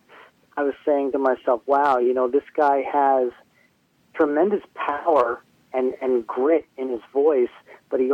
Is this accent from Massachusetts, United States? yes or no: no; New Jersey, United States; growing up in the New Jersey metal scene